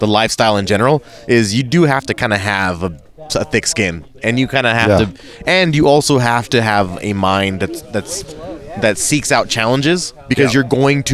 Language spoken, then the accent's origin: English; Southern California, United States; growing up in Southern California